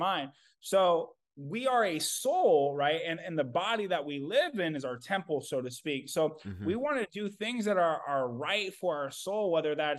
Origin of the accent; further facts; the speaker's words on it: Kansas, United States; moved away; also born or lived in Indiana; my mom moved me away from my family that I was raised in Kansas, moved me to Indiana